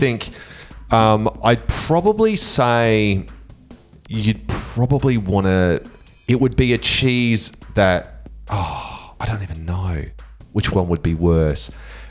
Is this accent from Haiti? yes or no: no; South Australia, Australia; we're South Australian